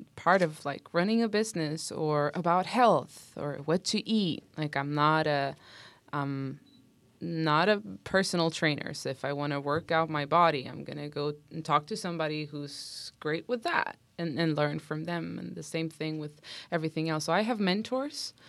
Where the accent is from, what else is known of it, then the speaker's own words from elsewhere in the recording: Sweden; moved away as an adult; also born or lived in Stockholm; now in Los Angeles, United States; I'm from Sweden